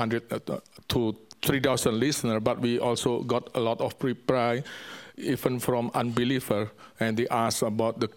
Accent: Indonesia; English is a second language; moved away; also born or lived in Hong Kong; I'm from Indonesia. Of course, English is not my language, my mother language.

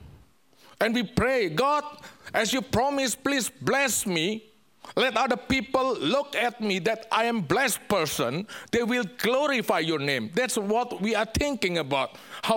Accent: Indonesia; English is a second language; moved away; also born or lived in Hong Kong; I'm from Indonesia. Of course, English is not my language, my mother language.

